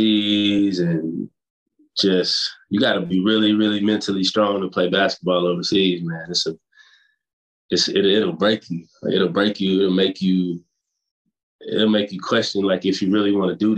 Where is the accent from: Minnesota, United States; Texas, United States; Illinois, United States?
Texas, United States; Fort Worth; I'm from Fort Worth, Texas